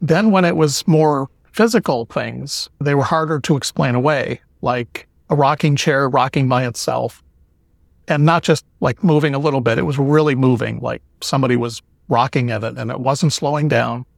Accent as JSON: {"language": "English", "town": "Cleveland", "region": "Ohio", "country": "United States", "moved": "yes", "lives_now": "Florida, United States", "said": "I'm originally from Cleveland, Ohio, and I now live in Florida"}